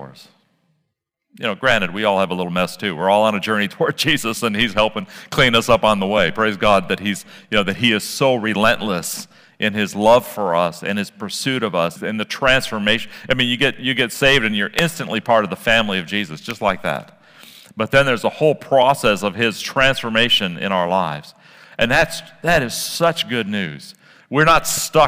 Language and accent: English; Midwest, United States; I grew up in the Midwest.